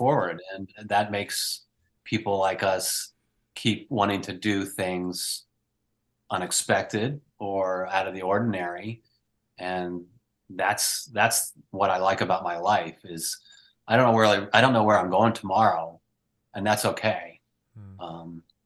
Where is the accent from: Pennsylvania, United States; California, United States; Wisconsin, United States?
Pennsylvania, United States; Northeastern; now in Pacific Northwest, United States; I grew up in Northeastern Pennsylvania, and now I live on an island in the Pacific Northwest